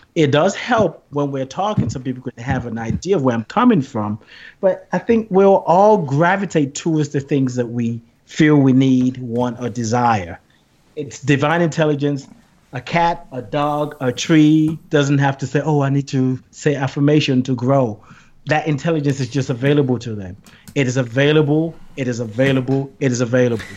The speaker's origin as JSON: {"language": "English", "country": "Nigeria", "tie": "born or raised there", "also_born_or_lived": "England", "moved": "yes", "said": "I grew up in Nigeria"}